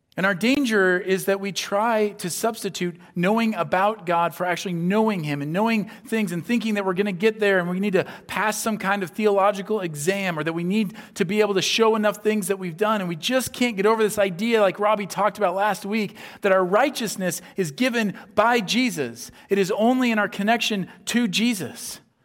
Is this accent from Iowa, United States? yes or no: yes; Iowa, United States; moved away as an adult; also born or lived in Southern California; growing up in Iowa